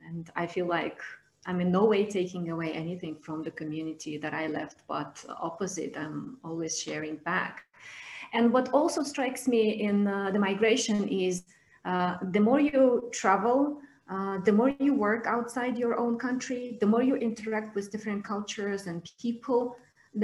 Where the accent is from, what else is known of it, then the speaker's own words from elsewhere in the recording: Georgia; moved away as an adult; now in Moldova; So I currently live in Moldova, but I'm coming from Georgia.